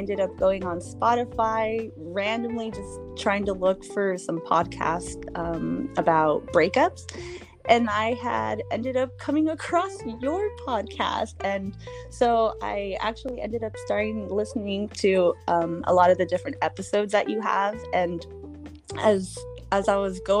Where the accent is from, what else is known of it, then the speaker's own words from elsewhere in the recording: Watsonville, California, United States; I am from Watsonville, California